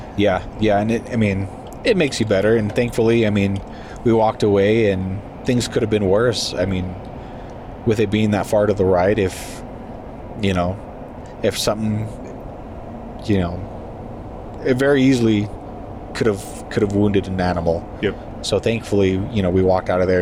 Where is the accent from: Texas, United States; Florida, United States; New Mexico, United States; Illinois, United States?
New Mexico, United States; southern; being from there